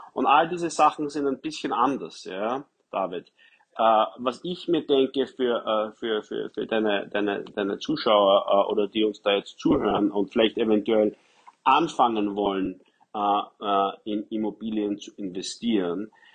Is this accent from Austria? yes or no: yes; Wiener Neudorf, Lower Austria, Austria; ich bin aufgewachsen in Wiener Neudorf